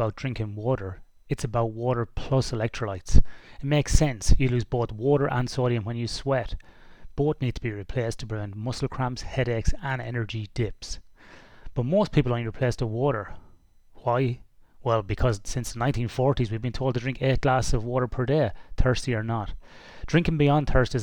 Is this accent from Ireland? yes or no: yes; Ireland; now in Western Australia, Australia; I'm Irish originally